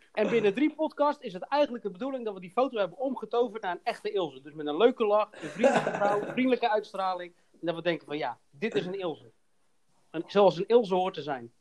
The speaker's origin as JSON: {"language": "Dutch", "area": "Hoeksche Waard", "region": "South Holland", "country": "Netherlands", "said": "ik kom zelf uit de Hoeksewaard"}